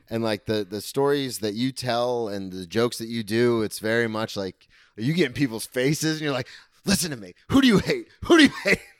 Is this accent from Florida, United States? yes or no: yes; Daytona Beach, Florida, United States; I grew up here, I lived here my whole life